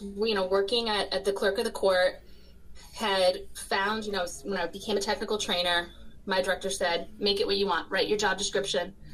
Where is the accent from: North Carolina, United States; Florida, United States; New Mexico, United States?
Florida, United States; growing up in Florida